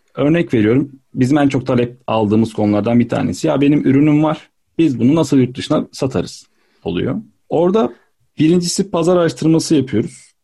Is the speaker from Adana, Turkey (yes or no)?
yes; Adana, Turkey; moved away as an adult; also born or lived in Istanbul; Adana'dan çıkıp İstanbul'a gitmekti.